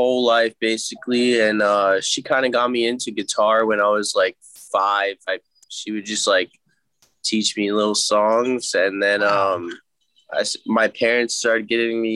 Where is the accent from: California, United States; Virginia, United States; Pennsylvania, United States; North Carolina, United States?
Pennsylvania, United States; West Chester; moved away as an adult; also born or lived in Delaware; now in Los Angeles, United States; I'm originally from Westchester, Pennsylvania